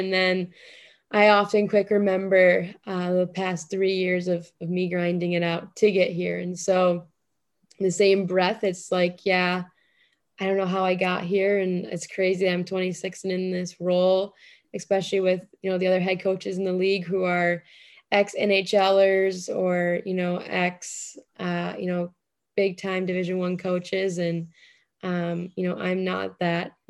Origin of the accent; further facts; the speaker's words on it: Buffalo, New York, United States; I'm from Buffalo